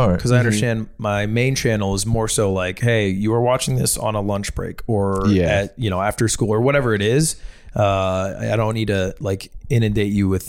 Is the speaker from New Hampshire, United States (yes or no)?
yes; New Hampshire, United States; moved away; I'm from New Hampshire.